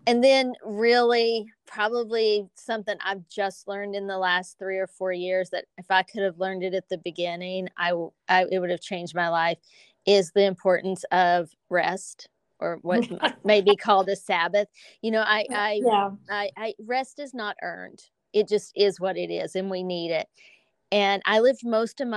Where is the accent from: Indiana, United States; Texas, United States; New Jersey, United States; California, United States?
Texas, United States; Lubbock; moved away as an adult; now in New York, United States; I was raised in the South